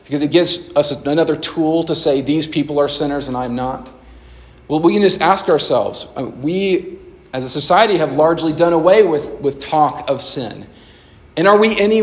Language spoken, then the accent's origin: English; Nashville, Tennessee, United States; I grew up in Nashville, Tennessee, and I love Nashville, still love it.